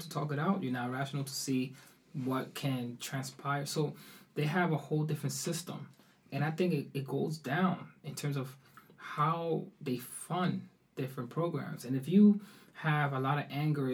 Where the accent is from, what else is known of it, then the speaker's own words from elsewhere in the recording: New York, United States; moved away as an adult; also born or lived in Harlem / Oslo, Norway; I was raised in the Bronx